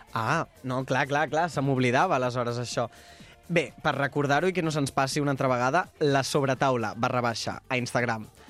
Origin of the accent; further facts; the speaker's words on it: Molins de Rei, Catalonia, Spain; sóc de Molins de Rei